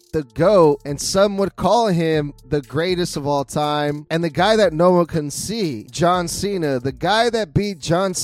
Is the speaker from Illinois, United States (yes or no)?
no; Sacramento, California, United States; Here in my hometown of Sacramento